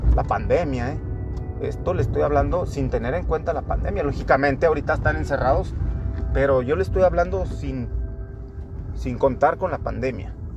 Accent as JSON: {"language": "Spanish", "town": "Torreón", "region": "Coahuila", "country": "Mexico", "tie": "born or raised there", "said": "soy de Torreón, Coahuila"}